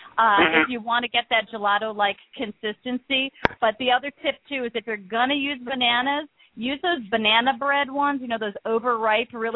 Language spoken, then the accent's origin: English; Midwest, United States; moved away; also born or lived in California; I'm from the Midwest, and you know what? I grew up on you know, that really kind of, you know, wonderful diet